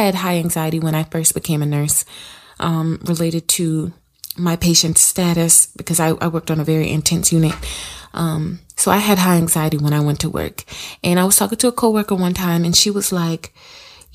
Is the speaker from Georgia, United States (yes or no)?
no; South Carolina, United States; I'm from South Carolina. The city that I live